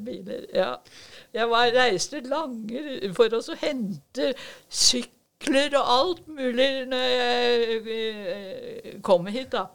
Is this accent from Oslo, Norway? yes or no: yes; Oslo, Norway; now in Drammen, Norway; vi kommer fra Oslo